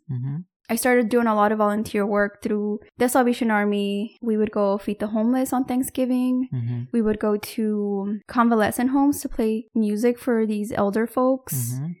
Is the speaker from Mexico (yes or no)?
yes; Mexico; But when I was growing up in Mexico, we were not allowed to wear makeup because it was prohibited.